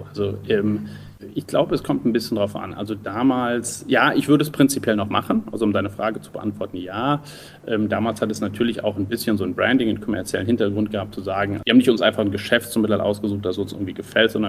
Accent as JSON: {"language": "German", "town": "Düsseldorf", "region": "North Rhine-Westphalia", "country": "Germany", "said": "Nee, ich bin kein Berliner, ich bin Rheinländer, ich komme aus Düsseldorf."}